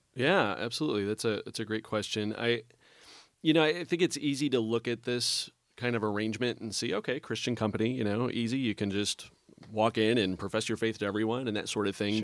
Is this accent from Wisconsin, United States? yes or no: yes; Kenosha, Wisconsin, United States; moved away; I grew up in Kenosha, Wisconsin, uh, just over the border